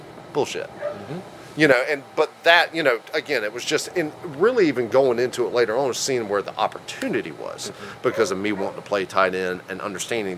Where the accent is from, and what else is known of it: Concord, United States; born or raised there